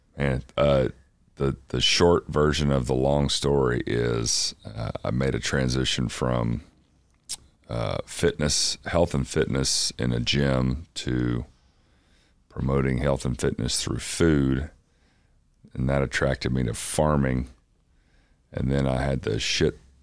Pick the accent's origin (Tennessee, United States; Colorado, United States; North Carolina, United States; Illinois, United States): Tennessee, United States; Athens; East Tennessee, little town called Athens, that is uh, halfway between Knoxville and Chattanooga